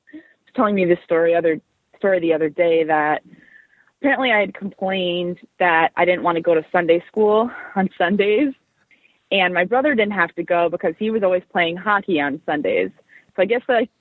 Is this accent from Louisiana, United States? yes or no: no; Westfield, New Jersey, United States; also born or lived in Providence, Rhode Island; I grew up in Westfield, New Jersey, actually not too far from the Riveters home rink in Newark